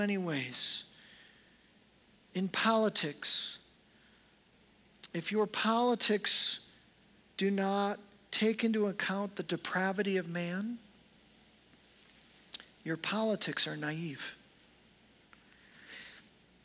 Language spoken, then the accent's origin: English; United States; I'm an American pastor